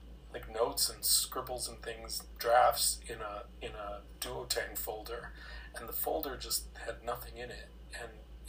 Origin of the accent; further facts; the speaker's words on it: United States; moved away as an adult; I'm from the States originally. I moved here 25 years ago